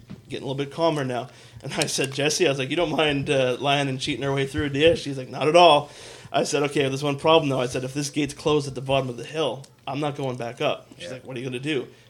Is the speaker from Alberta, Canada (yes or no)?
yes; Fort McMurray, Alberta, Canada; where did you grow up? I said, here. And I said, coincidentally enough, actually, and I remember pointing. I was like, just actually down the way by right at the bottom of Thickwood.